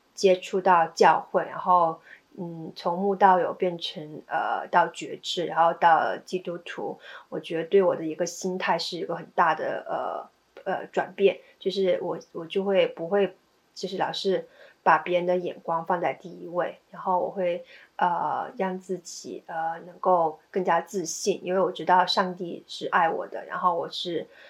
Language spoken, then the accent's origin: Chinese; China; moved away as an adult; now in United States; 我是在一个美，呃，美国人开的理发店，呃，就是我是唯一一个中国人